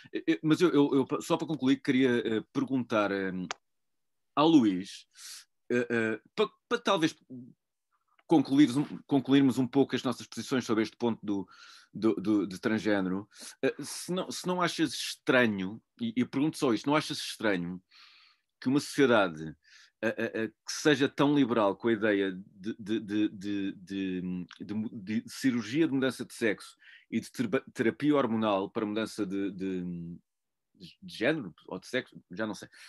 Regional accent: Portugal; eu também, enquanto português, eu sou português

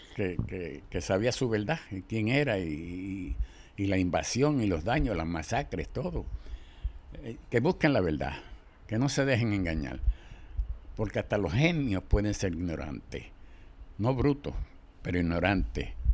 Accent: Mayagüez, Puerto Rico; moved away; also born or lived in Brooklyn; Yo vengo de los barrios de Mayagüez

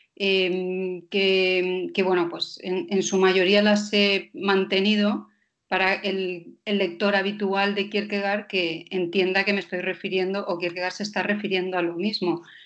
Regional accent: Denmark; soy danesa

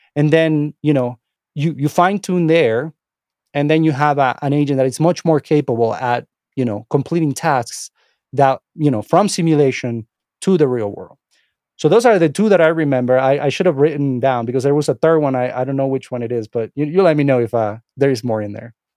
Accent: Venezuela; English is a second language; moved away as an adult; also born or lived in Miami, United States; now in United States; English is my second language. I'm not from here. Um, I was born and raised in, uh, Venezuela. I moved to the United States when I was about twenty-five years

